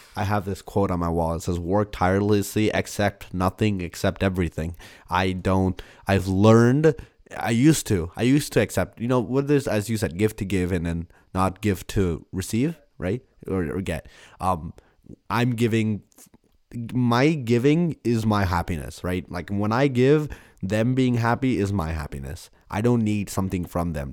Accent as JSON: {"language": "English", "country": "India", "said": "I'm Indian"}